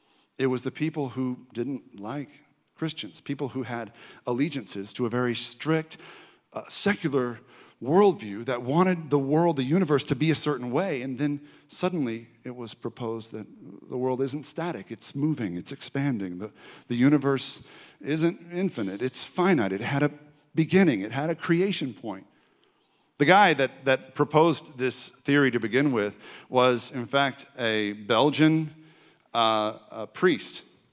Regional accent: Texas, United States; Now, when I was growing up in East Texas, going to revivals and things like

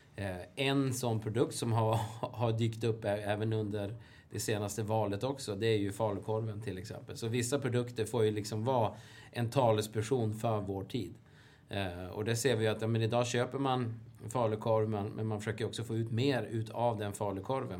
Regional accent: Sweden; som svensk är man ju väldigt lokalpatriotisk

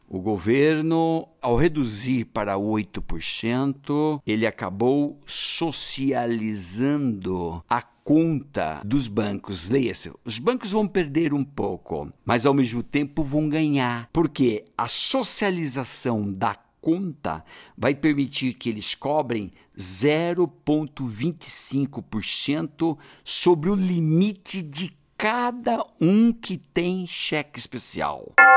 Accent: Brazil; Nós, brasileiros

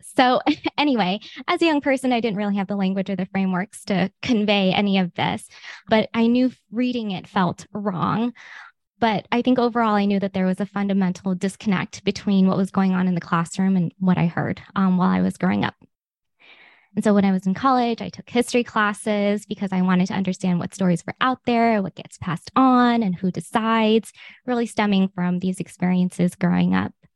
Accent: Westminster, California, United States; I grew up in Little Saigon, the Little Saigon community in Orange County, California in particular

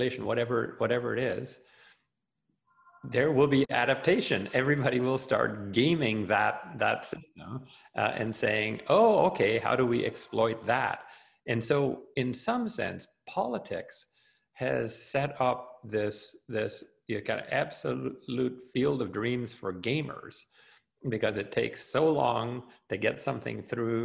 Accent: Canada; I'm a Canadian

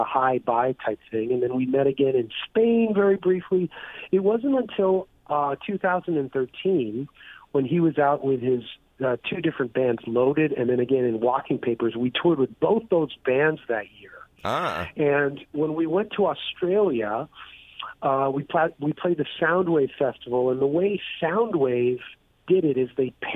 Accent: Toronto, Ontario, Canada; Toronto, my hometown

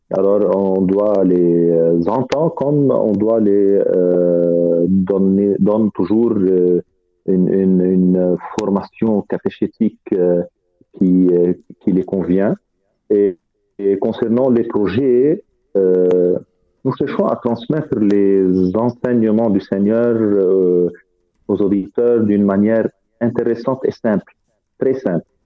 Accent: Lebanon; en admettant nos erreurs les uns envers les autres en tant que Libanais

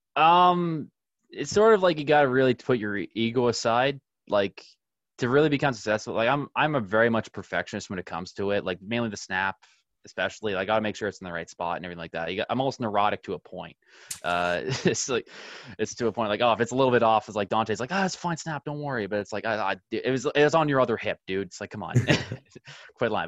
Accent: Ottawa, Ontario, Canada; I'm from the Ottawa area

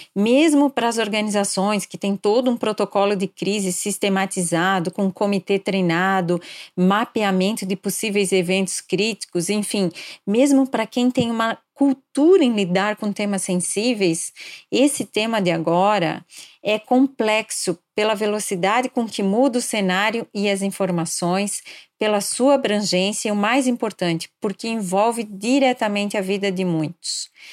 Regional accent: Blumenau, Santa Catarina, Brazil; moved away as an adult; also born or lived in Curitiba / São Paulo; nasci em Blumenau e atualmente moro aqui na cidade

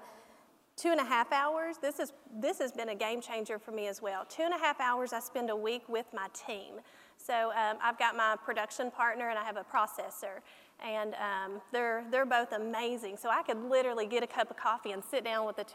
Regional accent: Kentucky, United States; every time I come to California, people, they notice I'm from Kentucky

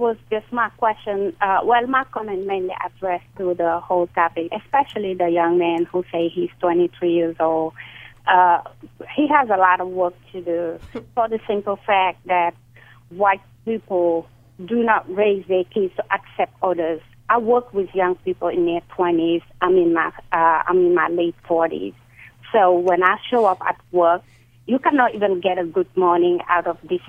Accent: Senegal; now in United States; I was born and raised in Senegal, West Africa.

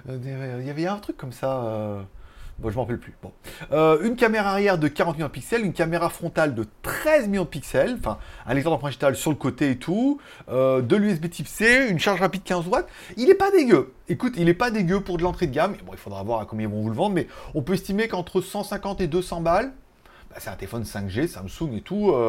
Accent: France; Je suis français, monsieur. Je suis pas ou croate je suis français.

